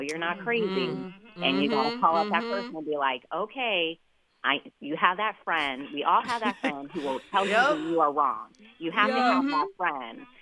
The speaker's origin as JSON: {"language": "English", "region": "Nevada", "country": "United States", "tie": "born or raised there", "said": "Nevada, my home state"}